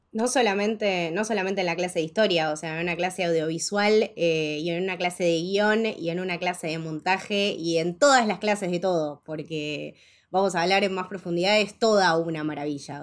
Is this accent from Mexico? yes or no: no; Argentina; muy orgullosa de mi país, de donde soy